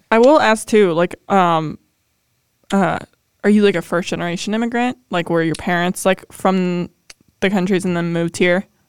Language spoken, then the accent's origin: English; Ohio, United States; born or raised there